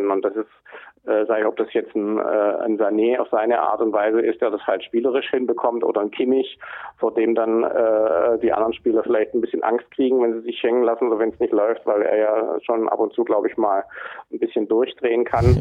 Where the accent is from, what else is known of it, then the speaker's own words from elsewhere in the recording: Hamburg, Germany; Äh, als Hamburger muss man natürlich, äh, muss man da natürlich ganz genau drauf gucken